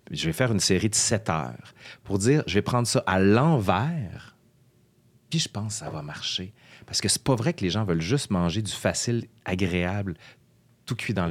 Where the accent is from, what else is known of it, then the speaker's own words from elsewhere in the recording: Quebec City, Quebec, Canada; Moi, en fait, je viens de Québec, mais ma mère est française